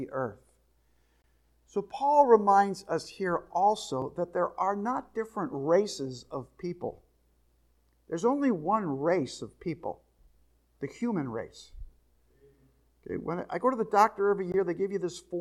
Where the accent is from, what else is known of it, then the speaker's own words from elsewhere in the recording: New Jersey, United States; I grew up in New Jersey, there was all kinds of people